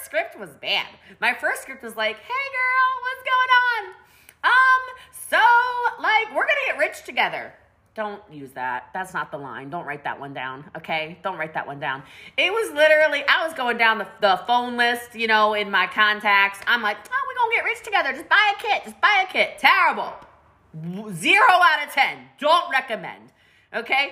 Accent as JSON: {"language": "English", "region": "Maryland", "country": "United States", "said": "I'm from Maryland where we have mountains."}